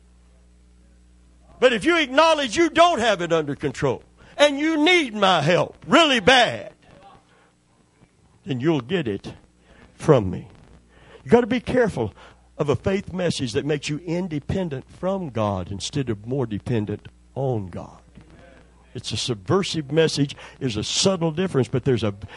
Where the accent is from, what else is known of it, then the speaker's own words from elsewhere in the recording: Kentucky, United States; now in Tampa Bay area, United States; I'm from Kentucky